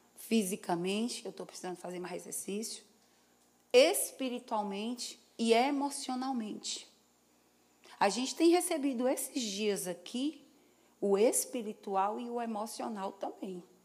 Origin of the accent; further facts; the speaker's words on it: Ceará, Brazil; como um bom cearense